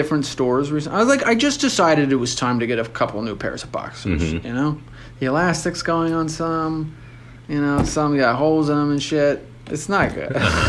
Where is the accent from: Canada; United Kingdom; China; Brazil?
Canada; I think it's like if I go somewhere as a Canadian, I'm supposed to come back as a Canadian.